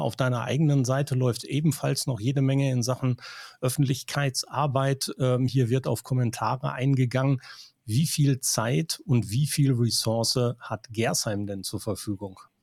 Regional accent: Schlangen, North Rhine-Westphalia, Germany; Ich komme aus Schlangen, das ist auch eine Gemeinde, drei Ortsteile, knapp 3000 Einwohner mehr

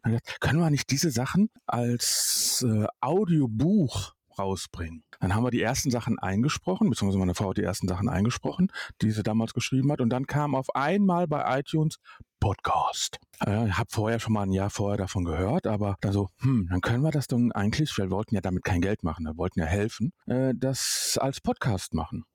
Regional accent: Duisburg, North Rhine-Westphalia, Germany; ich bin in Duisburg groß geworden

